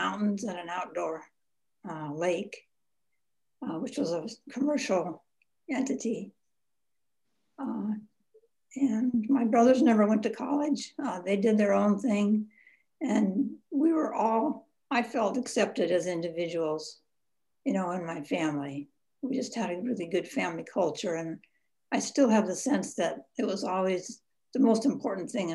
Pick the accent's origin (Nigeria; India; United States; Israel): United States; Boulder, Colorado; also born or lived in Denver, Colorado; I was born and grew up in Boulder, Colorado